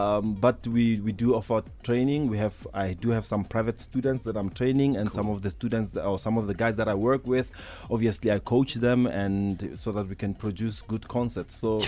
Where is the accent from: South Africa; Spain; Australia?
South Africa; Pretoria, Gauteng; born and bred in Garankuwa in Pretoria, the north of Pretoria.